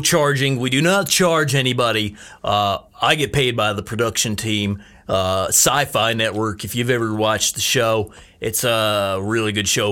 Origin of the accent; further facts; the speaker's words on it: United States; I'm from Washington